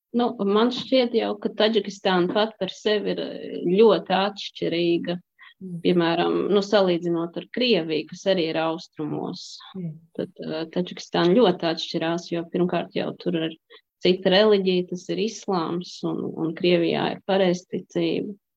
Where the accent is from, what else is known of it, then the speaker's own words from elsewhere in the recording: Kuldīga, Kurzeme, Latvia; moved away as an adult; also born or lived in Tajikistan / Russia / Spain / France; now in Belgium; Es esmu no Kuldīgas